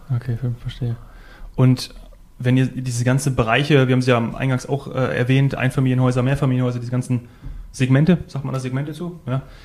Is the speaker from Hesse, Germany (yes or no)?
yes; Northern Hesse, Germany; now in Bavaria, Germany; ich komme aus Nordhessen